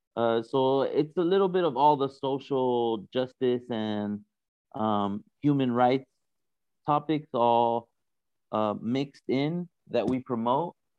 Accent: California, United States; moved away as an adult; now in Berlin, Germany; I'm originally from California with a Latino background

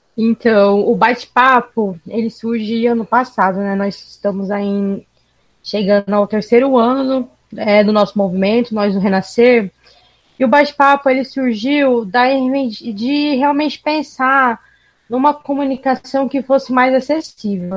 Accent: Cuiabá, Mato Grosso, Brazil; accent: Cuiabano dialect; Nós aqui em Cuiabá temos, como vários outros lugares do país, temos o nosso dialeto

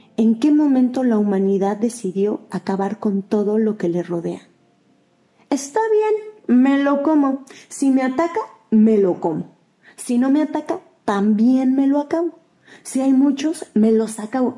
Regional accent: Mexico; Yo soy mexicano

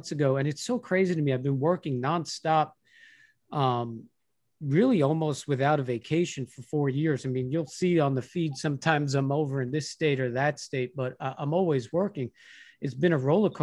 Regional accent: Long Island, New York, United States; moved away as an adult; also born or lived in Los Angeles / Pittsburgh; I'm from Long Island. I came from the same scene and knew a handful of those guys.

